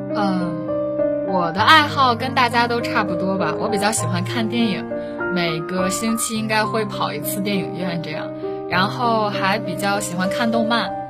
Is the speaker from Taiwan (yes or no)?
no; Dalian, Liaoning, China; 因为一直都在北方嘛，然后也是一个土生土长的北方姑娘